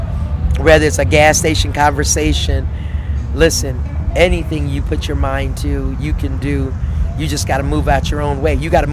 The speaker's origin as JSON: {"language": "English", "town": "Panama City", "region": "Florida", "country": "United States", "tie": "born or raised there", "said": "Third grade in Panama City, Florida."}